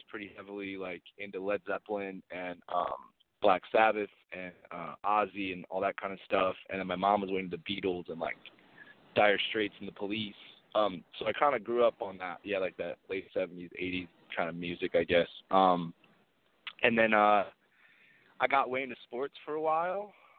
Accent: Phoenix, Arizona, United States; Yeah, I'm from Phoenix.

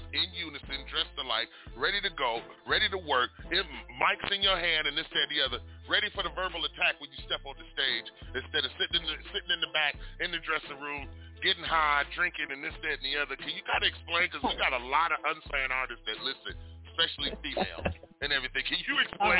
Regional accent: Detroit, Michigan, United States; I grew up in Detroit, Michigan. I grew up in Detroit

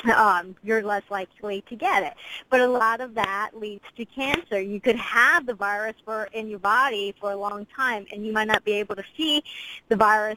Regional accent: United States; as an American

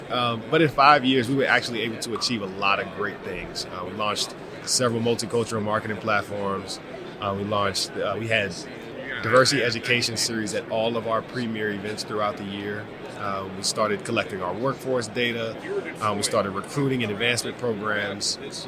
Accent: Roanoke, Virginia, United States; So I born and raised in Roanoke, Virginia

